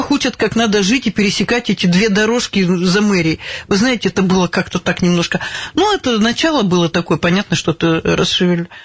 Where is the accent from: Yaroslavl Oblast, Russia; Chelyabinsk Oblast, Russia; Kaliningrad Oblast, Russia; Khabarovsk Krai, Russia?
Chelyabinsk Oblast, Russia; Davydova; born there; Маленькая ваш... деревня Давыдова, да.